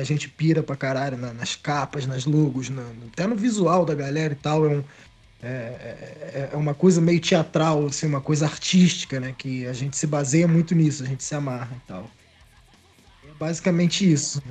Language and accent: Portuguese; Miguel Pereira, Rio de Janeiro, Brazil; eu e o Gabriel somos naturais aqui de Miguel Pereira